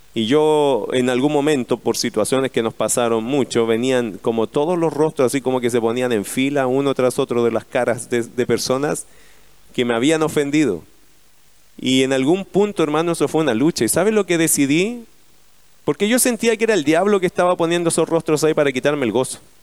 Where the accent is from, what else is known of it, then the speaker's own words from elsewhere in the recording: Chile; Como somos los chilenos